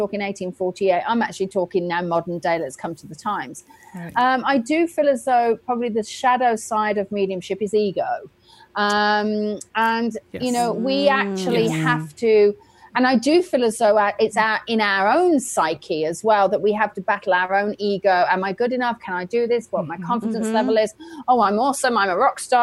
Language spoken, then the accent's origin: English; England, United Kingdom; now in Lily Dale, United States; as an English person, I'm now going back to England to teach a huge amount